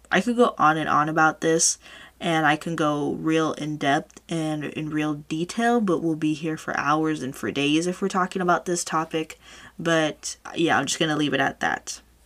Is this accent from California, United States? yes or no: yes; California, United States; I was born and raised here in California, this is the only state that I know